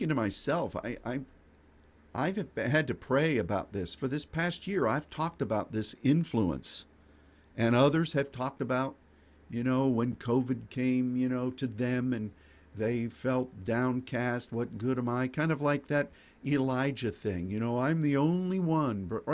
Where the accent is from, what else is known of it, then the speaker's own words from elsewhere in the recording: United States; as an American